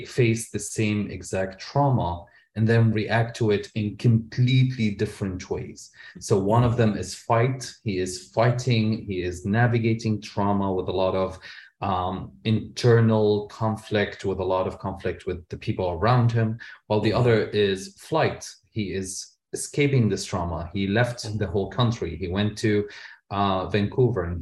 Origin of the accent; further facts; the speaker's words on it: Syria; also born or lived in Lebanon; now in Canada; as a gay man growing up in Syria